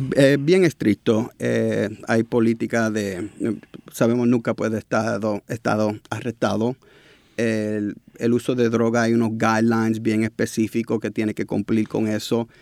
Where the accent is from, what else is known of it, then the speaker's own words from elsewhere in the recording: New York, United States; moved away as an adult; also born or lived in Puerto Rico; now in San Juan, Puerto Rico; nacido y criado en Nueva York, padre puertorriqueño, pero pasé los veranos, navidades con los abuelos aquí en Puerto Rico